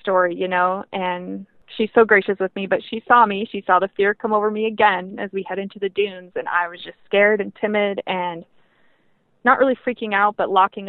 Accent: Montana, United States; I grew up in Montana, so I had experience in the snow

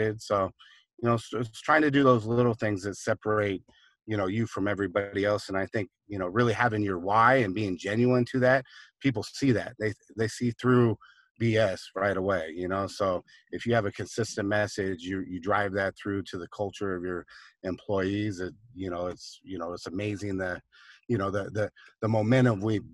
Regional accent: Seattle, Washington, United States; I grew up in Seattle, up in Washington

